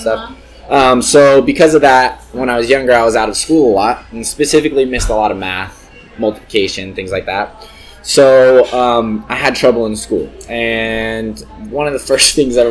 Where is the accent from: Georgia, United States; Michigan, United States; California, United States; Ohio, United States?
California, United States; the Bay Area; I'm from the Bay